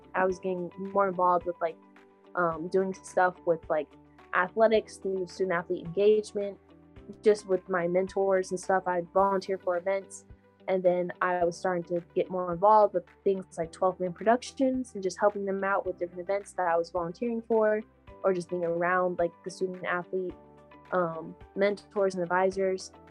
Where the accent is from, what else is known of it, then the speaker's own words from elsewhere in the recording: Texas, United States; i grew up running in Texas weather